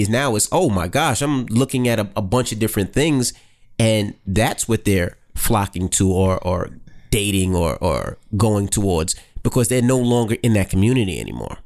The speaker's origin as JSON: {"language": "English", "town": "New York City", "region": "New York", "country": "United States", "moved": "as an adult", "said": "I'm from Queens"}